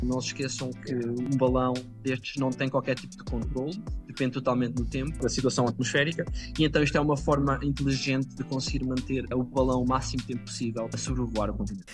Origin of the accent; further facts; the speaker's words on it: village near Ancião, Leiria district, Centro, Portugal; moved away as an adult; also born or lived in Lisbon / Groningen, Netherlands; Eu, em Portugal, sou da Sajedela, uma uhum. pequena aldeia perto da vila de Ancião, distrito de Leiria